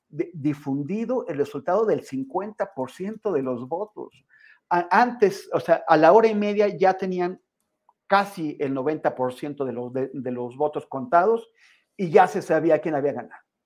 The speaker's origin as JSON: {"language": "Spanish", "country": "Mexico", "said": "siendo un mexicano"}